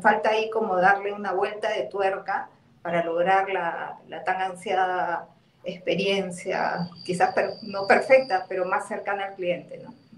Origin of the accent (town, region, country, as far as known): Peru